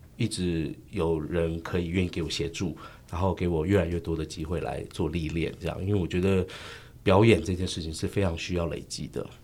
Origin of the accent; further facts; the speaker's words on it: Taiwan; 我们台湾人自己的故事，是我家乡的故事